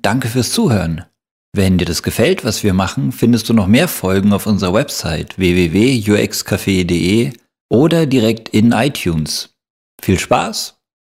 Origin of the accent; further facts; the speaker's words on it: Germany; wir anderen sind Deutsche